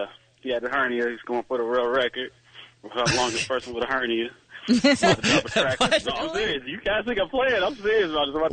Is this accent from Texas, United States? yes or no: no; Detroit, Michigan, United States; I'm from Detroit, still in Detroit.